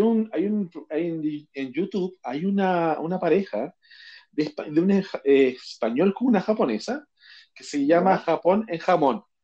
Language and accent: Spanish; Chile